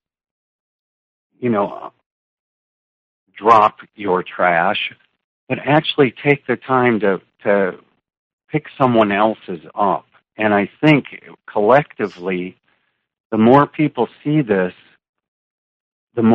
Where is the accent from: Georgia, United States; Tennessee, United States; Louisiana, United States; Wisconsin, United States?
Wisconsin, United States; moved away as an adult; also born or lived in St. Petersburg, Florida / Sarasota, Florida; I'm from Wisconsin